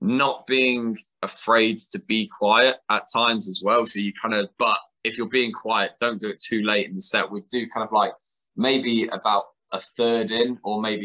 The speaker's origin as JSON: {"language": "English", "town": "Colchester", "region": "East of England", "country": "United Kingdom", "said": "I'm from Colchester, same as us"}